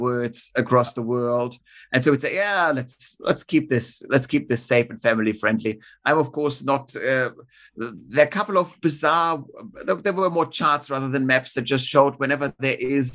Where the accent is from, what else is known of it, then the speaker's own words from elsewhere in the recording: Munich, Bavaria, Germany; now in Australia; my hometown of Munich